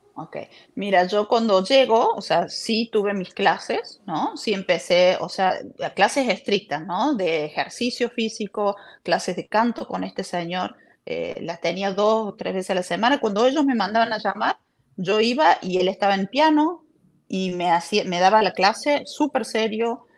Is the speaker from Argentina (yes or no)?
yes; Córdoba, Argentina; yo nací en Argentina, en Córdoba. Eh, yo siempre estudié baile, danza y eh, estaba trabajando en un programa de televisión a los 14 años